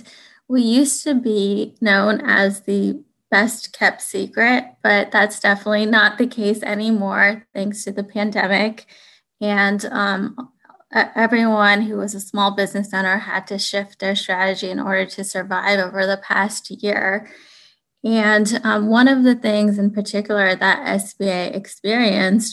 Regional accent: United States; I am a Pakistani American

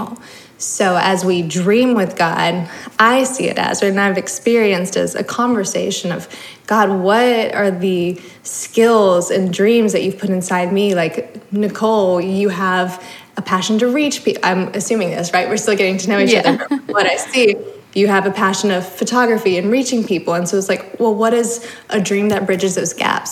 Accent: the South, United States; Growing up in the South, in the Bible Belt

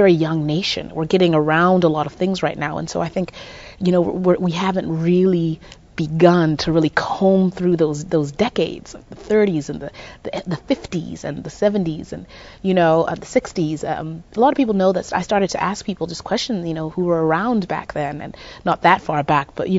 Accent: Zimbabwe; moved away as an adult; also born or lived in Midwest, United States; now in United States; I grew up in Zimbabwe till the age of 19

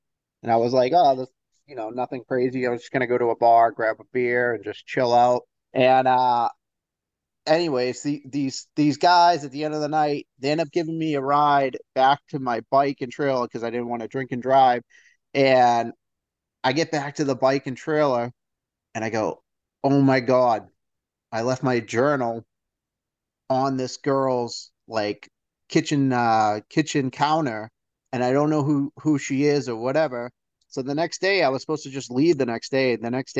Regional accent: Northeast, United States; I'm from the Northeast, so we can be a little tough up here, I guess the word could be

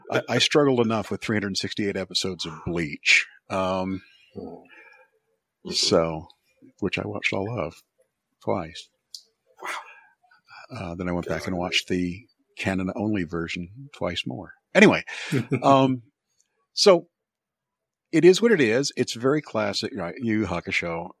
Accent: United States; as an American

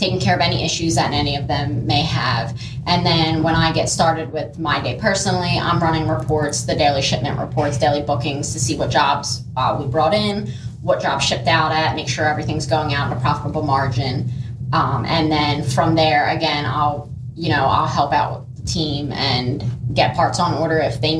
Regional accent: Washington Township, New Jersey, United States; I was born in New Jersey, born and raised here. Been here my whole life, Washington Township

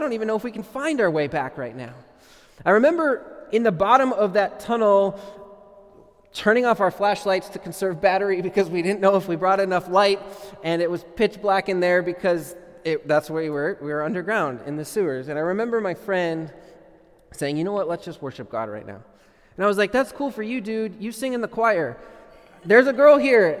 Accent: Minnesota, United States; I grew up in Minnesota

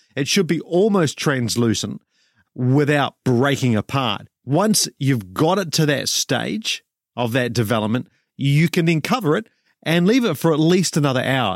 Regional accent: New Zealand; I'm a Kiwi

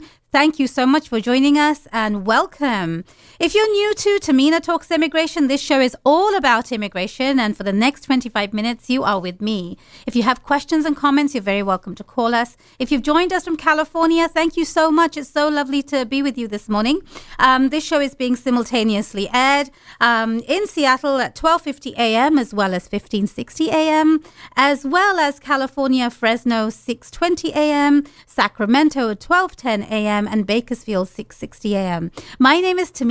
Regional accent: London, United Kingdom; moved away as an adult; also born or lived in Bangladesh; now in United States; I was born in London, UK. I lived in Bangladesh for a while

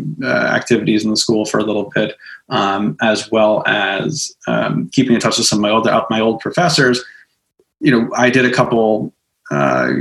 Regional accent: Smithtown, New York, United States; being a teenager and growing up in Smithtown, out in Suffolk County

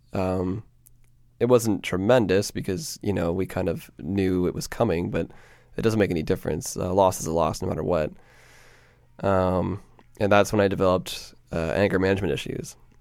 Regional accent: Peterborough, Ontario, Canada; moved away as an adult; now in Toronto, Canada; I was born and raised in Peterborough, Ontario

